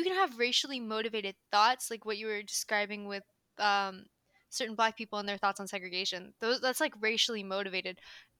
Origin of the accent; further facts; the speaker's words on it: Philippines; That was a microaggression towards me because I am Filipino.